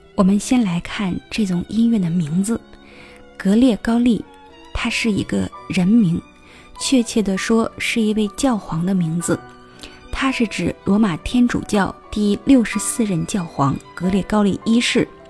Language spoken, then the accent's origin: Chinese; China; 我们生活在这片土地上